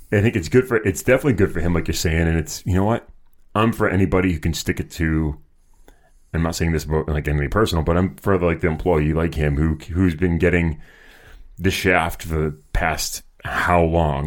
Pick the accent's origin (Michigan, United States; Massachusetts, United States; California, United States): Massachusetts, United States; Boston; they're my hometown team